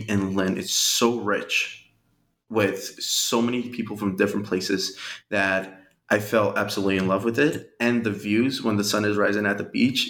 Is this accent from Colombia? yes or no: yes; Colombia; now in Revere, United States; We came in 99 and we're originally from Colombia. And that was the first place where we were living at. It was Revere.